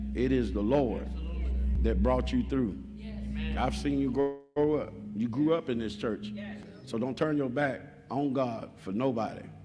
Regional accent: Texas, United States; now in Kentucky, United States; I'm from Texas

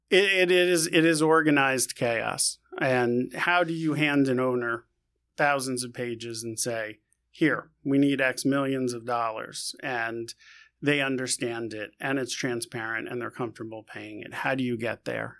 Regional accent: New York City, New York, United States; born and raised in new york

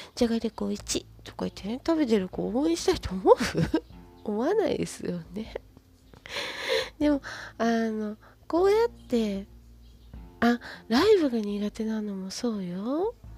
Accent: Kansai, Japan; accent: Kansai dialect; バリッバリの関西人なんで

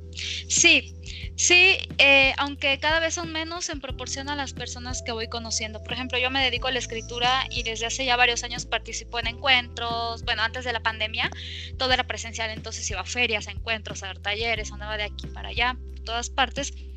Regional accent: Campeche, Mexico; now in Mexico City, Mexico; Yo nací y crecí en Campeche, un lugar extremadamente caliente

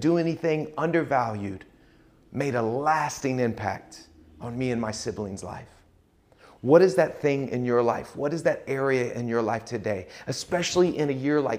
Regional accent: Pace, Florida, United States; I grew up in Pace, Florida, a suburb of Pensacola, Florida

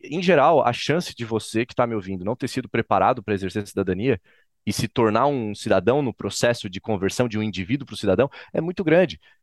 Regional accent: Florianópolis, Santa Catarina, Brazil; Florianópolis, Santa Catarina, que é onde eu nasci, fui criado

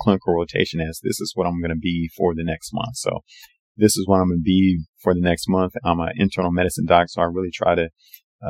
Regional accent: Portland, Oregon, United States; moved away; my hometown of, Portland, Oregon to do my, general surgery training.

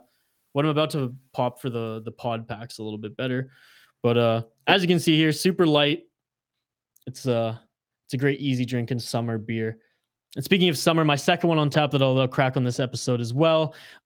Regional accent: Canada; I'm from Canada

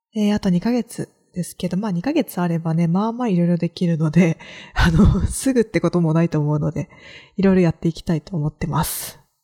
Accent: Kagoshima, Japan; accent: Kagoshima dialect; moved away as an adult; 鹿児島で生まれ育って、みんなが鹿児島弁を喋ってる時に

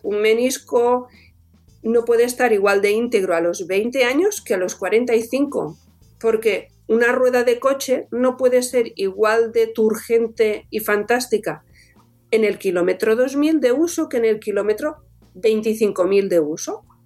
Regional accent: Alcover, Catalonia, Spain; Yo soy de un pueblecito chiquitín que está en Alcover, en, Tarragona, al norte de Portaventura

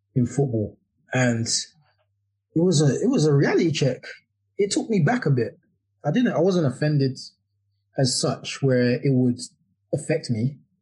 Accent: London, United Kingdom; moved away as an adult; now in Kent, United Kingdom; I, am living in Kent now, but I grew up in Deptford uh, for about 32 years

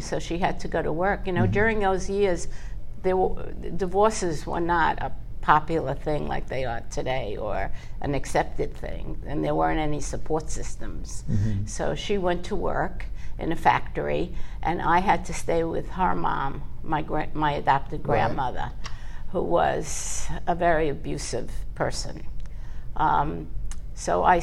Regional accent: New York City, New York, United States; also born or lived in Far Rockaway / Lawrence, New York; I grew up in Brooklyn in East New York

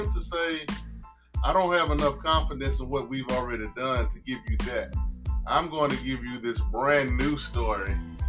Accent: the South, United States; I'm from the South.

